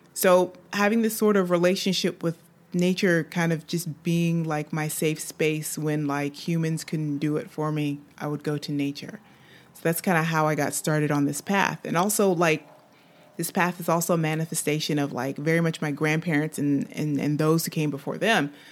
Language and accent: English; United States; moved away as an adult; now in France; I'm an American living in, in, in France